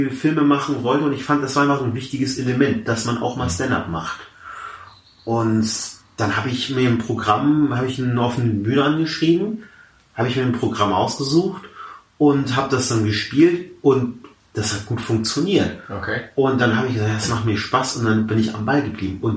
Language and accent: German; Hamburg, Germany; born there; Also ich, wie gesagt, ich bin äh, äh in, ich bin in Hamburg geboren. Ich bin jetzt äh, 27 Jahre alt, studiere aktuell noch an der äh, Uni zu Köln